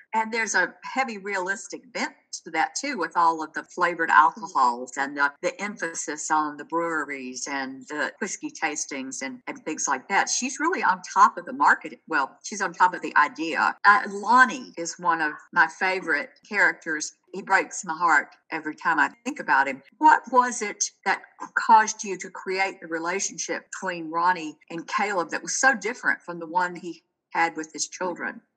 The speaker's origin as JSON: {"language": "English", "town": "Chattanooga", "region": "Tennessee", "country": "United States", "tie": "born or raised there", "said": "I grew up in Chattanooga"}